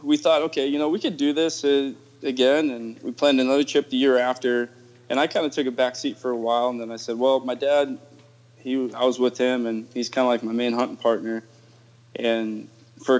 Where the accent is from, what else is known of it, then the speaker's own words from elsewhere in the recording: California, United States; I grew up in California.